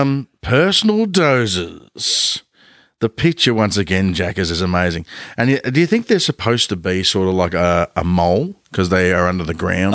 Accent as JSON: {"language": "English", "town": "Ballarat", "region": "Victoria", "country": "Australia", "tie": "born or raised there", "said": "we grew up in Ballarat"}